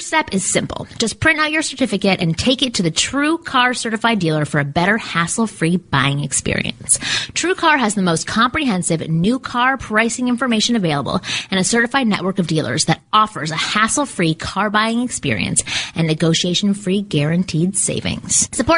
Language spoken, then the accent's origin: English; Canada; now in Georgia, United States; We live in LA. I grew up in Canada.